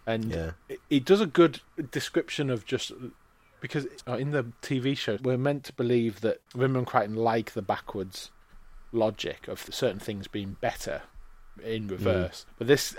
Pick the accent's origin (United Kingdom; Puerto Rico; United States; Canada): United Kingdom; England; I'm sorry, I'm English, I don't speak Bulgarian.